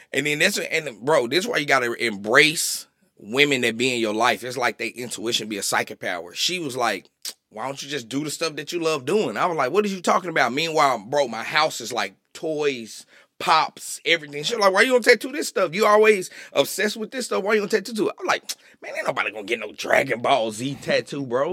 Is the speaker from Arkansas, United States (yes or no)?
yes; Little Rock, Arkansas, United States; moved away; I'm an Arkansas boy